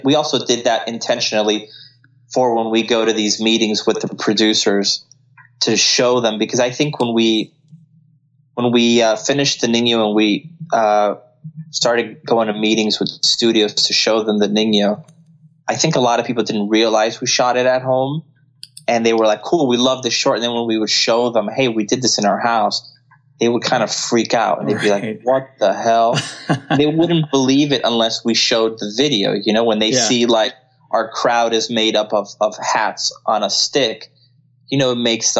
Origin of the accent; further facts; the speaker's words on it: Colombia; first language Spanish; English is a second language; But a lot of them, like myself, I'm from Colombia, but I don't practice Spanish nearly as much.